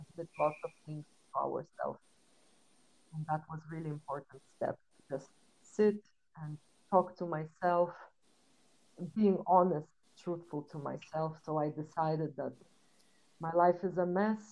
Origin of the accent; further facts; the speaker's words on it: Lithuania; moved away as an adult; also born or lived in London, United Kingdom; Originally, I come from Lithuania. It's a really small country, and my family is from Belarus, so I grew up between two cultures. And when I was 19, I left my house. And I moved to London